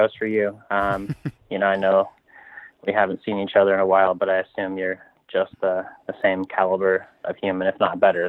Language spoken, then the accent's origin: English; Grand Junction, Colorado, United States; moved away as an adult; also born or lived in Montana / Durango, Colorado / Boulder, Colorado; now in Tucson, United States; So now I'm originally from Western Colorado, small town, or used to be a relatively small town called Grand Junction on the Western Slope, and grew up there, first 18 years of my life there, went to school at the University of Montana